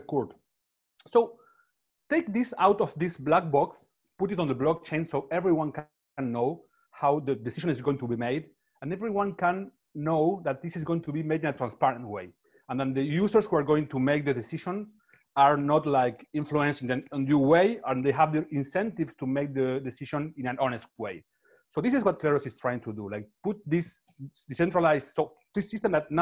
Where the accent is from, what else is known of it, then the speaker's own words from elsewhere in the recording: Buenos Aires, Argentina; I'm from Buenos Aires and I live in Buenos Aires.